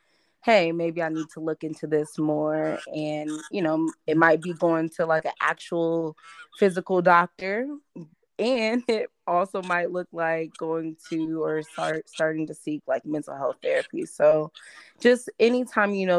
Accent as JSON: {"language": "English", "town": "Champaign", "region": "Illinois", "country": "United States", "tie": "born or raised there", "also_born_or_lived": "Detroit, Michigan", "moved": "as an adult", "lives_now": "Maryland, United States", "said": "I was raised in Champaign-Urbana."}